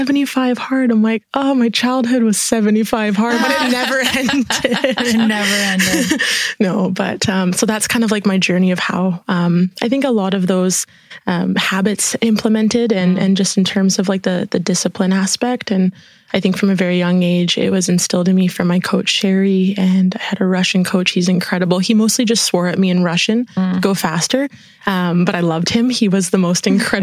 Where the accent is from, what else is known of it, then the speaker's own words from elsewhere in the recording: Prince Rupert, British Columbia, Canada; now in Kelowna, Canada; immigrated from Italy to Prince Rupert. So that was the little town that I was born and raised in on the coast of Canada